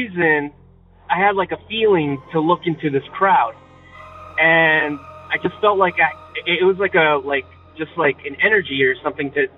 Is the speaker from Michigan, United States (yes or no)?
no; northern New Jersey, United States; I'm from New Jersey, from northern